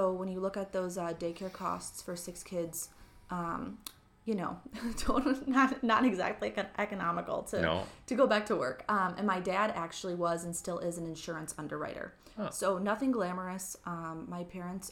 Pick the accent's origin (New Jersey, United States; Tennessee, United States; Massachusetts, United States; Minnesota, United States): Minnesota, United States; Mendota Heights; also born or lived in Atchison, Kansas / Plymouth, Minnesota; I grew up in Mendota Heights, Minnesota, so literally just across the river from St. Paul